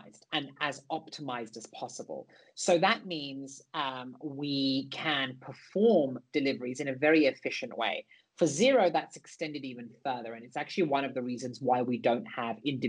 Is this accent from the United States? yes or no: no; London, United Kingdom; I grew up in East and North London.